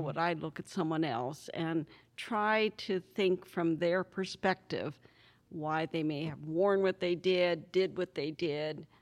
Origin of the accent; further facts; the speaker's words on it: Pennsylvania, United States; moved away; also born or lived in California; born and raised in Pennsylvania, uh, moved out of Pennsylvania in 1958 with my parents and I, and my three brothers, and moved to California